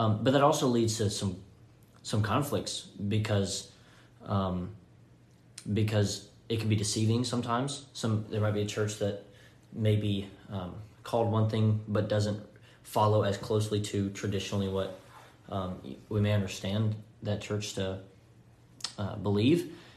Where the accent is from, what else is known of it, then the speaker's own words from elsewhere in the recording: Florence, Alabama, United States; moved away as an adult; now in Henderson, Tennessee, United States; I'm from Florence, Alabama, is where my family lives